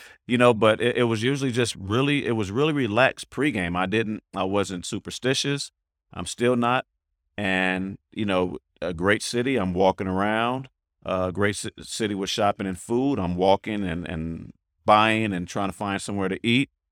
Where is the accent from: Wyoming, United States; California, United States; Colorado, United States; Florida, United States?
California, United States; the Bay Area; I'm from the Bay.